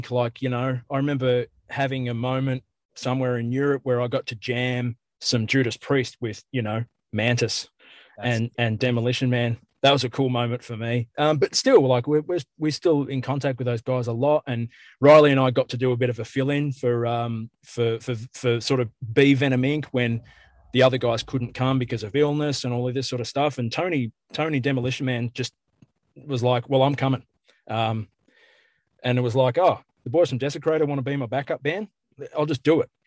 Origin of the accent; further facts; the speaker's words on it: Australia; I guess as an Australian and as a as an … tragic as well